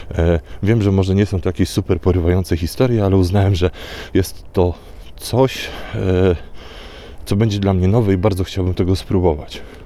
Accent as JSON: {"language": "Polish", "town": "Warsaw", "region": "Masovian Voivodeship", "country": "Poland", "said": "jestem z Warszawy"}